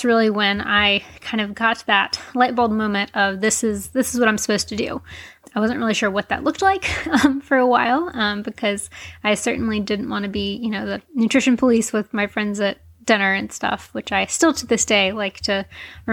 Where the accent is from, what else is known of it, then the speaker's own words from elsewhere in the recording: Charlotte, North Carolina, United States; moved away as an adult; also born or lived in California; I am originally from Charlotte, North Carolina. I grew up a competitive dancer